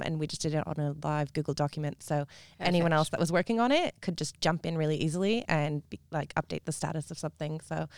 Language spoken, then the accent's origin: English; Canada; now in Perth, Australia; I'm from Canada.